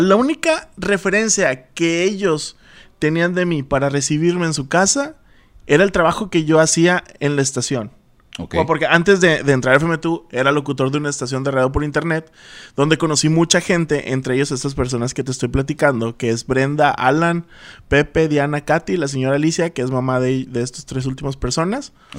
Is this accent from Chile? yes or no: no; Altamira, Tamaulipas, Mexico; moved away as an adult; also born or lived in Ciudad Madero, Tamaulipas; now in Monterrey, Mexico; nací en Ciudad Madero, Tamaulipas, pero me crié en Altamira, Tamaulipas